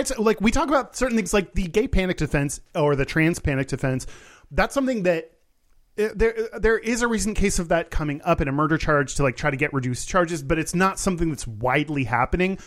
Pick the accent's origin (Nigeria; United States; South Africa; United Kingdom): United States; as an American